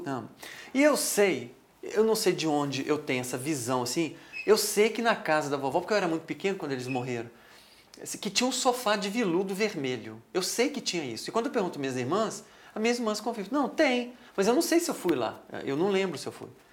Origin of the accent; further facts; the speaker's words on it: Minas Gerais, Brazil; A gente é mineiro, a gente é um pouco meio é, desconfiado, retraído um pouco